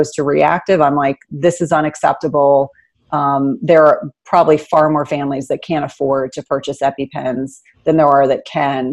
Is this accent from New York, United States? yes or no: no; New Jersey, United States; I grew up in New Jersey.